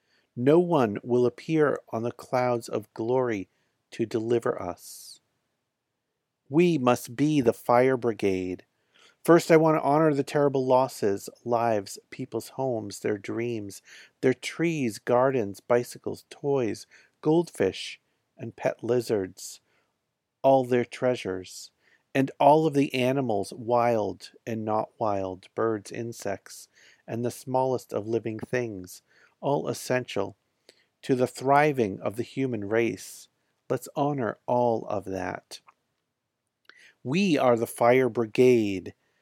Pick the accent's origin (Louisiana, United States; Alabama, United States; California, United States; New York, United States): California, United States; After nearly a year on the road, I came back to California to wrap up the tour in my home state